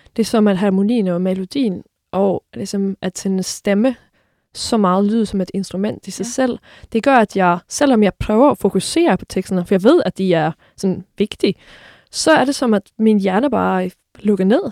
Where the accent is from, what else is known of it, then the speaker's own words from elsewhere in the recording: Sweden; moved away; nu er jeg jo svensker her